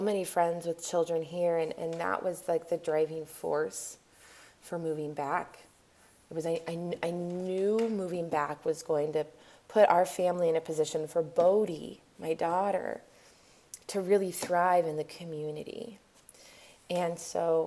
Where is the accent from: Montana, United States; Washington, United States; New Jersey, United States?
Washington, United States; Spokane; moved away as an adult; I was born and raised here and I have a community that is, there are no words for the love that I have for the community here in Spokane.